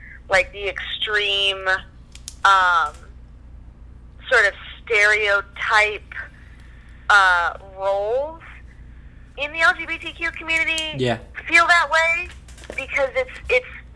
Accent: New Orleans, Louisiana, United States; moved away; also born or lived in Canada; I'm from New Orleans, grew up down there, visited, you know, when we lived in Canada, we visited all the time.

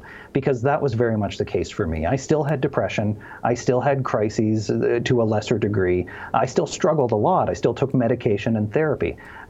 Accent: Cape Breton, Nova Scotia, Canada; Cape Breton, Nova Scotia, which is on the east coast of Canada.

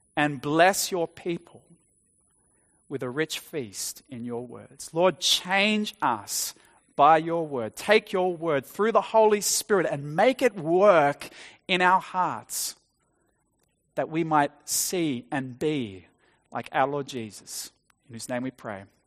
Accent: Australia; growing up in Australia, attending an Anglican church as a child

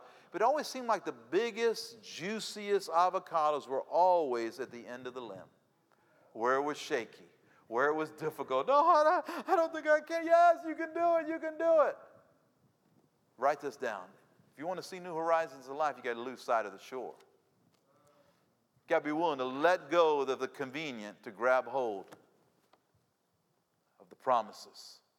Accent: Cuba; now in United States; I say, yeah, I'm Cuban. I was born in Cuba, came here in the 1960s. Yeah, I'm Cuban.

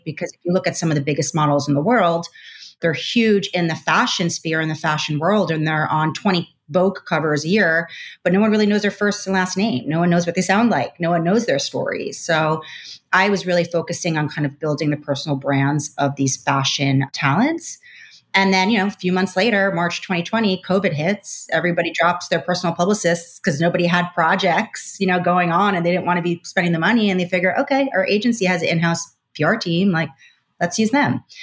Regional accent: Long Island, New York, United States; I'm also from Long Island, New York

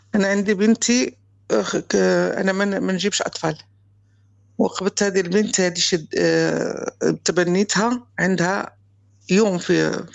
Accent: Morocco; moved away as an adult; also born or lived in Spain / France; أنا مغربية

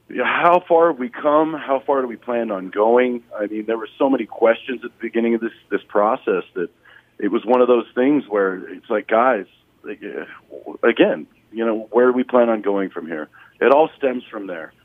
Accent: Colorado, United States; I grew up in Colorado near a whole bunch of railroad tracks

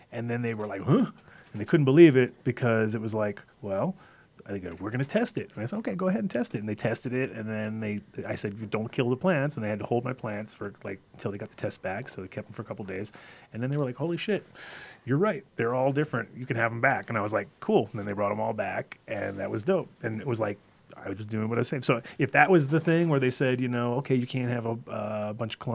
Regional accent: upstate New York, United States; moved away as an adult; now in Colorado, United States; I'm from New York originally also

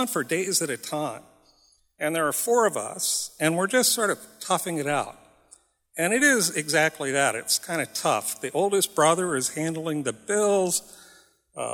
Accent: Nome, Alaska, United States; I'm from Nome

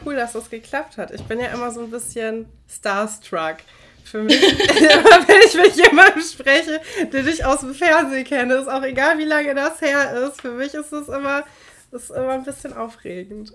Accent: North Rhine-Westphalia, Germany; Wir kommen ja aus Nordrhein-Westfalen.

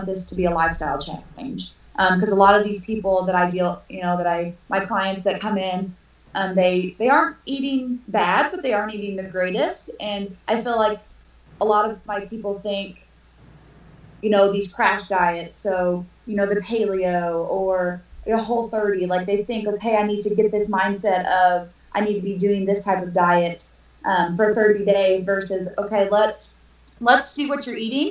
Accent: Evansville, Indiana, United States; moved away as an adult; now in Northern Kentucky, United States; I am originally from Evansville, Indiana. I now live in Northern Kentucky, Cincinnati area.

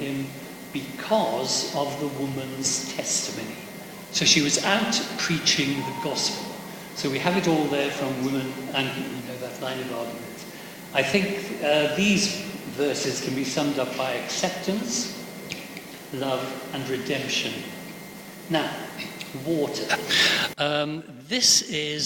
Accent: Pembrokeshire, Wales, United Kingdom; Growing up in Pembrokeshire, in Wales, schools and the chapels particularly were forever singing versions of this.

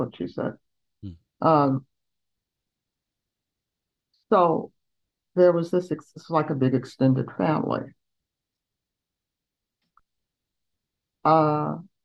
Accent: Columbia, Tennessee, United States; moved away; also born or lived in Chicago; in my hometown

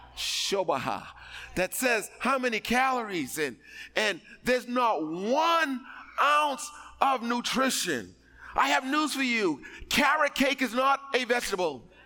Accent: East Coast, United States; I'm from the East Coast.

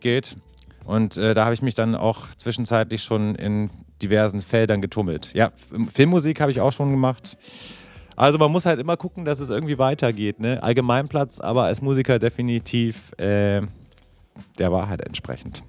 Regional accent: Bavaria, Germany; ich komme ja aus Bayern

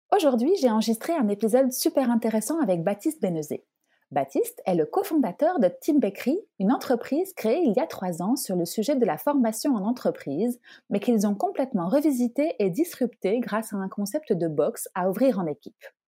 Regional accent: France; now in Belgium; je suis française

